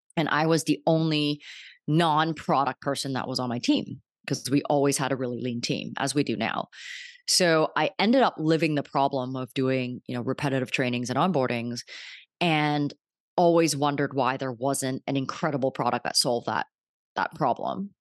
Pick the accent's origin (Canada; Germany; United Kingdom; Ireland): Canada; Vancouver, British Columbia; moved away as an adult; also born or lived in New York; I'm from Vancouver